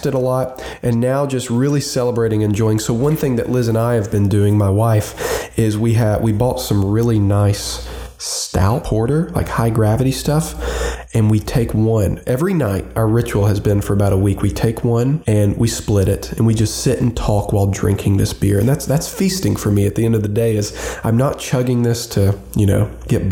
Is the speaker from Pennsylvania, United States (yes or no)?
no; Roanoke, Virginia, United States; my hometown, Roanoke, Virginia